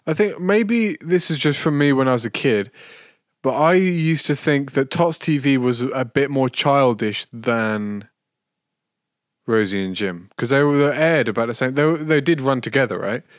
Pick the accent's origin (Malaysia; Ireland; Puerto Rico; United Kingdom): United Kingdom; as a Brit